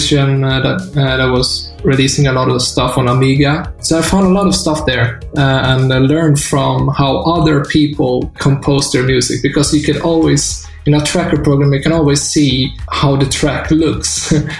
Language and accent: English; Taormina, Sicily, Italy; moved away; also born or lived in Sweden; In my youth, I grew up in Italy, in Taormina.